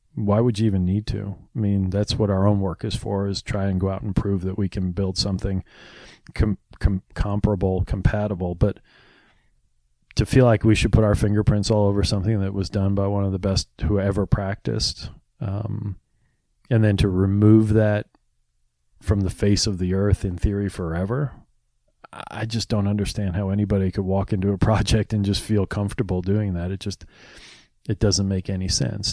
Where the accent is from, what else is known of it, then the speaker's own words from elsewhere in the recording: New York, United States; moved away as an adult; now in Philadelphia, United States; I grew up in New, uh, in New York, but we've lived in Philadelphia